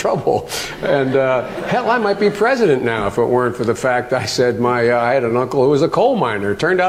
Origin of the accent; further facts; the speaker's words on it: Scranton, Pennsylvania, United States; I'm from Scranton, Pennsylvania.